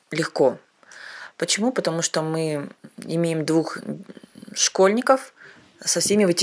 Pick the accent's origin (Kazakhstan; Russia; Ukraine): Kazakhstan; Almaty; я из Казахстана, город Алматы.